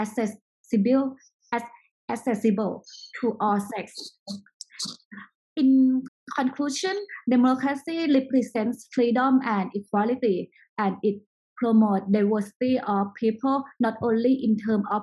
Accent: Chiang Mai, Thailand; also born or lived in United States; I was born in US and I grew up in Thailand. I raised up in Chiang Mai, is north of Thailand.

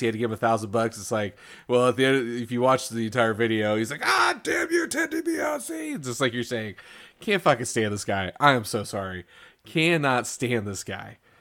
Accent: Missouri, United States; We're from Missouri

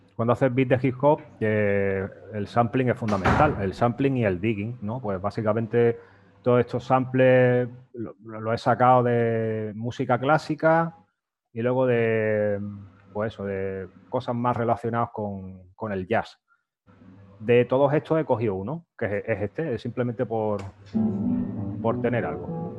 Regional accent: Fuengirola, Andalusia, Spain; yo soy de Fuengirola y allí en, mi barrio, en los boliches, pues nos íbamos los fines de semana, ya esto con 14, 15

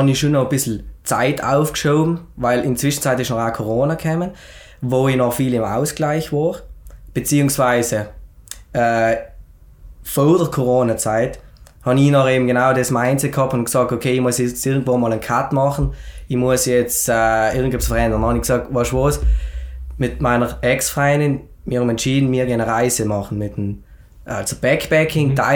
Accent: Schnals, Trentino-Alto Adige, Italy; now in Schenna, Italy; ich komme ursprünglich aus Schnalz, aber wohne mittlerweile in Schennen. Ich bin 28 Jahre alt

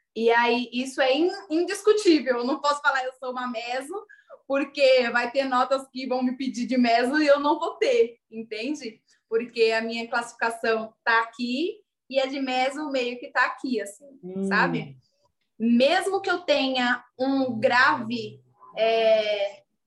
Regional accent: Diadema, São Paulo, Brazil; moved away as an adult; also born or lived in Butantã, São Paulo; now in São Paulo, Brazil; fui nascida e criada em Diadema

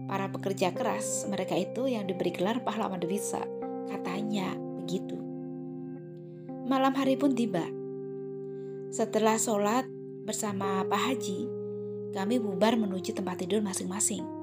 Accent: Java, Indonesia; moved away; Saat itu saya merantau dari Jawa menuju negeri seberang. Iya, negeri Upin Ipin.

